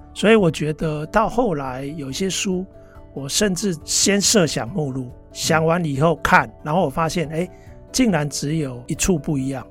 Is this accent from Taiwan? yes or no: yes; Taiwan; moved away as an adult; also born or lived in United States; 我们就回来台湾